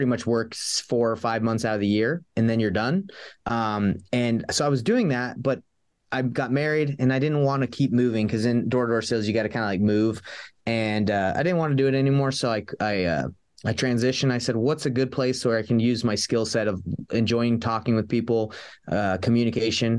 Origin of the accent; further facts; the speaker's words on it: Atlanta, Georgia, United States; moved away as an adult; now in Salt Lake City, United States; I grew up in Atlanta, Georgia, and I wrestled in high school